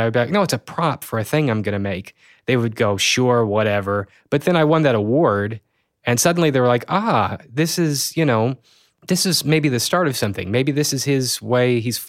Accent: Springfield, Missouri, United States; And then there started to be this event in my hometown. It was called Sato 48, Springfield and the Ozarks 48-Hour Film Challenge.

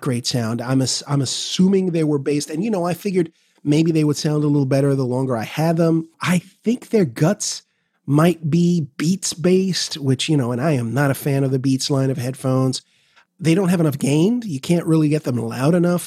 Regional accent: New York City, New York, United States; I'm a New Yorker

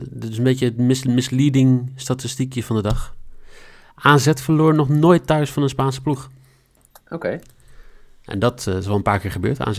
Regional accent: Netherlands; daar hebben we als {S0} Nederlanders {S1} toch wel redelijk veel successen behaald

